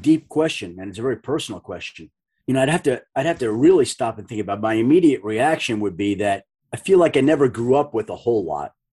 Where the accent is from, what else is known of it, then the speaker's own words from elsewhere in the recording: Bellmore, New York, United States; growing up in Belmore, Long Island, South Shore